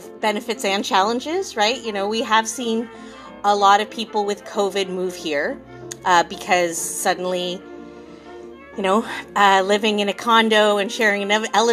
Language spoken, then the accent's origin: English; London, Ontario, Canada; moved away as an adult; also born or lived in Courtenay, British Columbia / Parksville, British Columbia; now in Tahsis, Canada; I'm from London, Ontario.